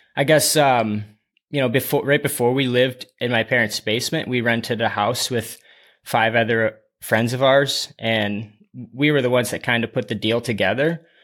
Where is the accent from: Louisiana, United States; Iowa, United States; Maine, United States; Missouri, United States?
Iowa, United States; Dubuque; I was born and raised in Dubuque, Iowa